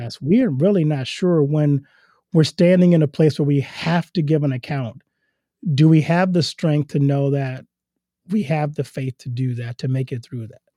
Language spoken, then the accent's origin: English; Louisiana, United States; moved away as an adult; now in Iowa, United States; I'm from Louisiana